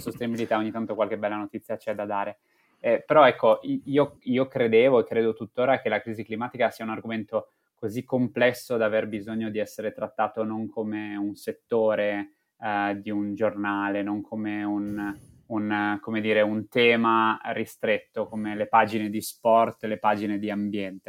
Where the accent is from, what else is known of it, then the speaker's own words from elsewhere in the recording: Friuli-Venezia Giulia, Italy; da buon friulano